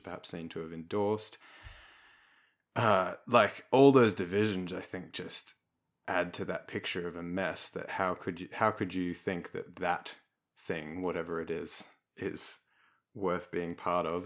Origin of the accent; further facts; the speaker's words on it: Melbourne, Victoria, Australia; I grew up in Melbourne.